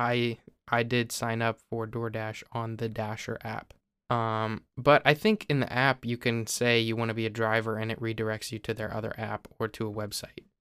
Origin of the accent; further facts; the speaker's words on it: Ohio, United States; I live in Ohio